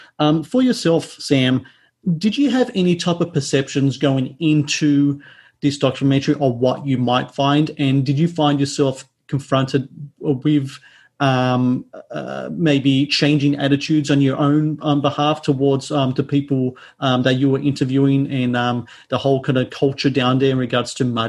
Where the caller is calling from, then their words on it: Sydney, New South Wales, Australia; So I'm calling from Sydney, Australia, and I've never been to Florida, never been to the States.